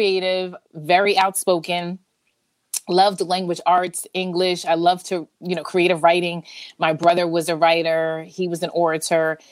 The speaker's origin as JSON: {"language": "English", "town": "Summit", "region": "New Jersey", "country": "United States", "said": "I am from Summit, New Jersey. I still live in Jersey. I am a Jersey girl to the bone"}